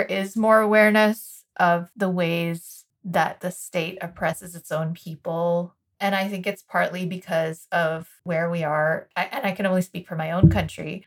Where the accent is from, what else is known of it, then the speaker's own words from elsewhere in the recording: United States; as an American child